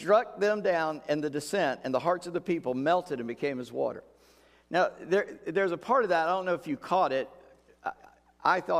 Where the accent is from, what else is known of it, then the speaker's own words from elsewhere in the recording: United States; we as an American people